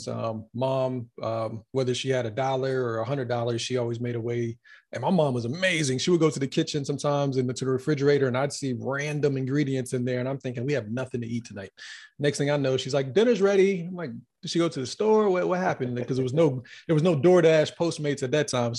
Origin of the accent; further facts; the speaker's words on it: North Carolina, United States; also born or lived in Florida; now in Los Angeles, United States; from the East Coast, born in Florida, grew up in North Carolina